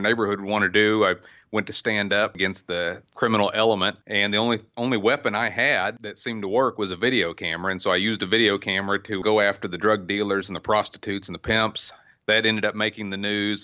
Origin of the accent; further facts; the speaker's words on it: Oklahoma, United States; born and raised in Oklahoma